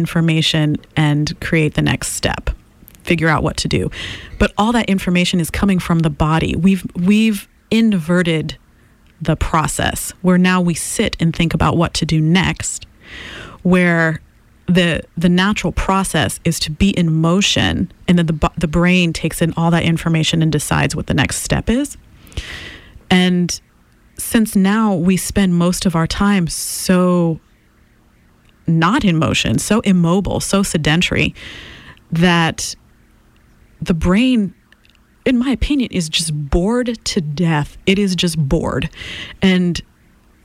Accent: Haiti; English is a second language; moved away as an adult; I come from Haiti

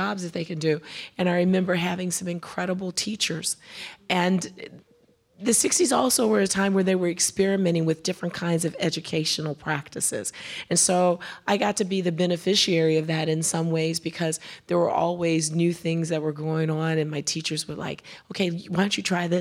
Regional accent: Chicago, Illinois, United States; also born or lived in Decatur, Alabama; I was born in Decatur, Alabama, but we left Decatur when I was 3 years old and we moved to Chicago

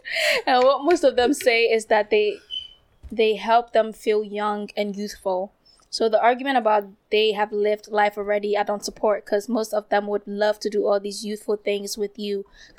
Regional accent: Kumasi, Ashanti, Ghana; moved away; I'm from Kumasi.

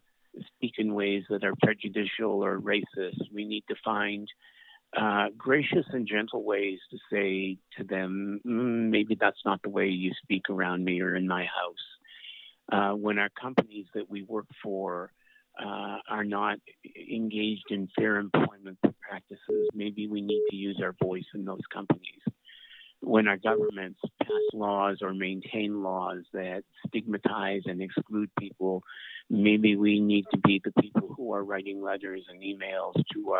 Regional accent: Atlantic Canada, Canada; I'm Canadian. I'm from Atlanta, Canada.

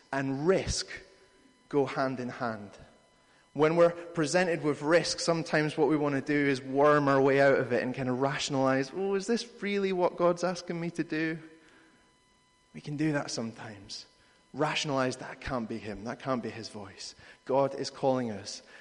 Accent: United Kingdom; We're British

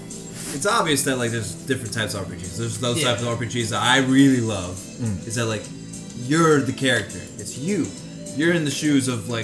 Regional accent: Newark, New Jersey, United States; I was born in Newark, New Jersey.

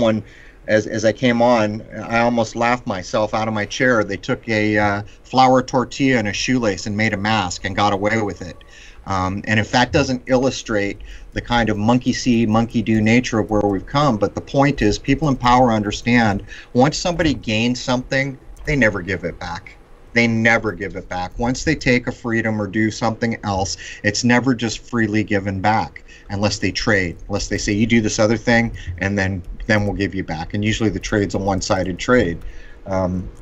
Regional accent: San Diego, California, United States; where I grew up in San Diego

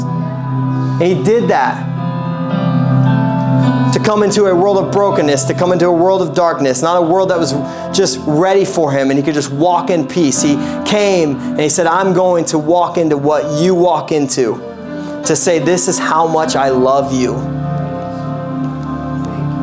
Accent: Midwest, United States; now in Pacific Northwest, United States; I'm a Midwesterner

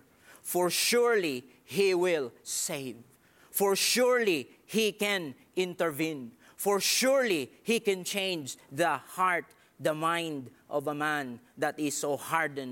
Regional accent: Philippines; English is a second language; I'm a Filipino. I know that. And it's hard for me also to arrange things, especially in English.

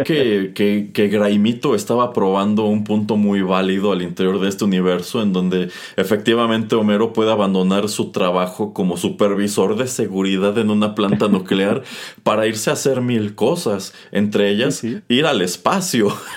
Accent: Mexico

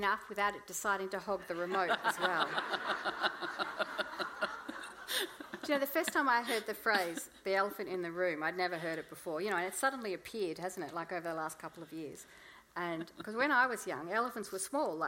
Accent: Melbourne, Victoria, Australia; I'm from Melbourne

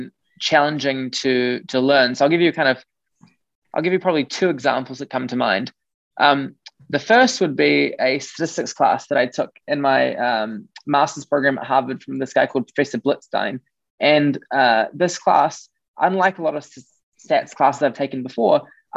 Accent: New Zealand; moved away as an adult; I grew up in New Zealand

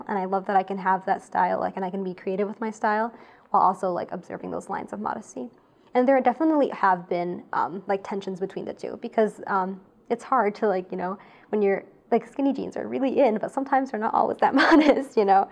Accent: United States; I grew up in America

